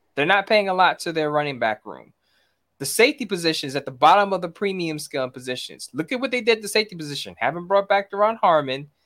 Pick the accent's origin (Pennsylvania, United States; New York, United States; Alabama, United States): New York, United States; New York City; I'm from New York City. I'm from Brooklyn, New York.